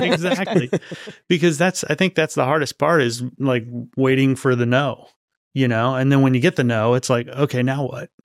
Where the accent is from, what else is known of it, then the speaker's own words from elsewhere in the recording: Los Angeles, California, United States; moved away; I grew up out there